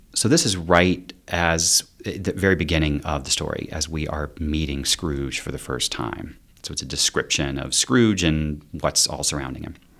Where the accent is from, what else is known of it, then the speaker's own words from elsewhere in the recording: eastern North Carolina, United States; moved away; also born or lived in South Korea / Salt Lake City; I grew up in, in eastern North Carolina